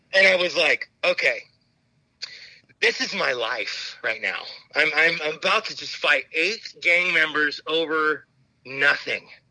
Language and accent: English; Phoenix, Arizona, United States; I grew up in Phoenix, Arizona